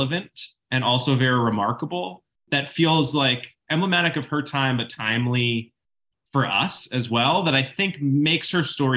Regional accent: Groton, Connecticut, United States; now in Los Angeles, United States; So I grew up in Groton, Connecticut, and I grew up sort of within sight of Ledge Lighthouse in New London. And I've been living in Los Angeles for many years now

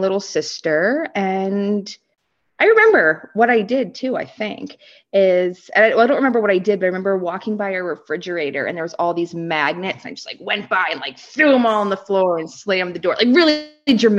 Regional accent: Springfield, Massachusetts, United States; now in Canada; I was born in Springfield, Massachusetts

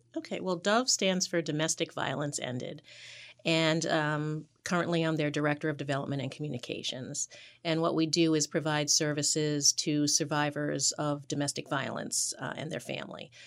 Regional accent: New York City, New York, United States; now in Boston, United States; I was born in New York

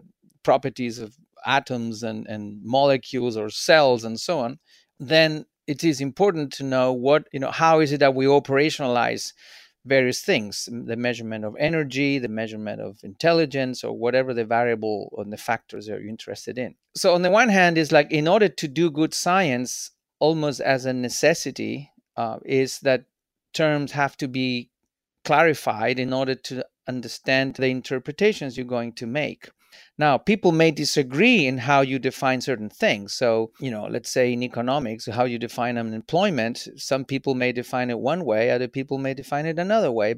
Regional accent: Santiago, Santiago Metropolitan Region, Chile; moved away as an adult; also born or lived in Japan / Switzerland; I'm originally from Chile. I was born in Santiago. And as a kid, I lived 3.5 years in Japan when my dad was working in Japan

